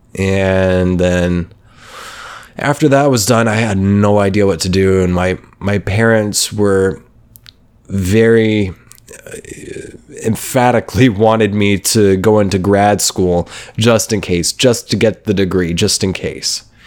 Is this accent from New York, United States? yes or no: no; Oklahoma, United States; moved away; I was coming from Oklahoma, from middle of nowhere, Oklahoma, um, where I grew up mostly, from the age of ten.